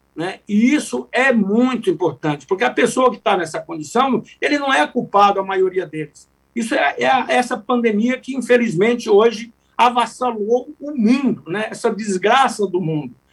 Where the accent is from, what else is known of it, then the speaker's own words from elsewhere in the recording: Centre-West, Brazil; Goiás, Mato Grosso, que somos do Centro-Oeste